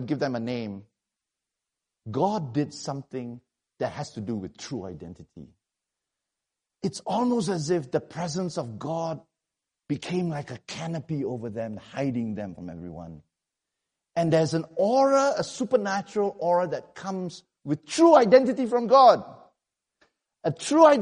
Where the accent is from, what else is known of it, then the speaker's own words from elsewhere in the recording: Malaysia; I come from Malaysia